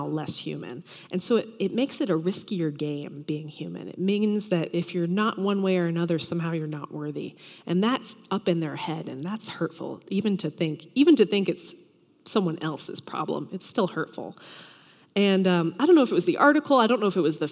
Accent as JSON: {"language": "English", "region": "Tennessee", "country": "United States", "moved": "yes", "said": "I'm from Tennessee originally"}